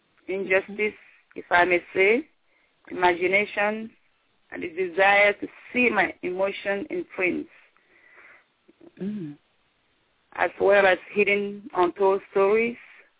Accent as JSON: {"language": "English", "country": "Nigeria", "said": "Like a typical Nigerian woman, I can only speak for what I know. I'm from Nigeria, so a typical Nigerian woman is often seen as the husband's property if he's married."}